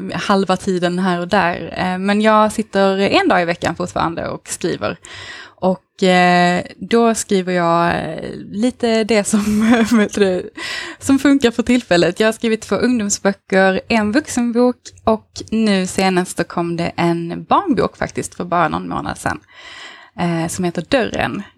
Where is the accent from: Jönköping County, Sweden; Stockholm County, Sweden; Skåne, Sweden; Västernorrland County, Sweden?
Skåne, Sweden; Eslöv; now in Malmö, Sweden; jag kommer från Eslöv men bor i Malmö just nu.